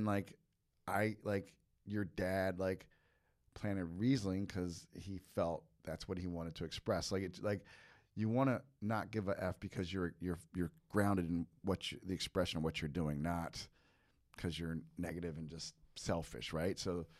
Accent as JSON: {"language": "English", "town": "Long Branch", "region": "New Jersey", "country": "United States", "said": "Yeah, well, a town called Long Branch is where I'm from, but it's not great anymore."}